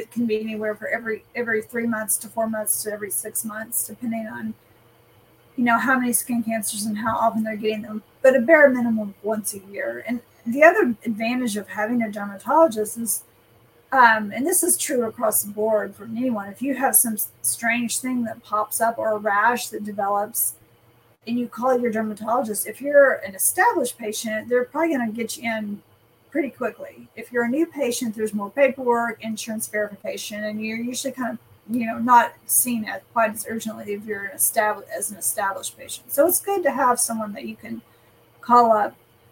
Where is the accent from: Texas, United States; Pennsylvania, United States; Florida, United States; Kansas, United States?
Texas, United States; West; also born or lived in Dallas, Texas / Chicago, Illinois; I'm a West Texas girl